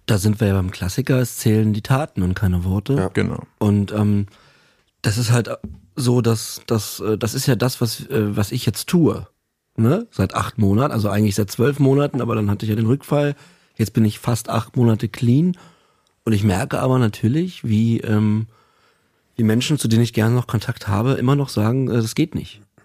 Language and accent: German; Berlin, Germany; also ich bin in Berlin aufgewachsen